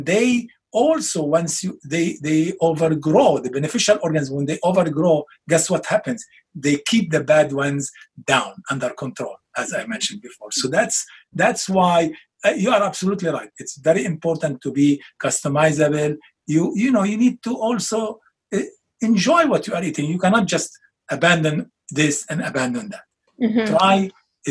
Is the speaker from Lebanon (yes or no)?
yes; Lebanon; moved away; come from Lebanon, like similar to Italy, where we have a lot of olive trees and olive oil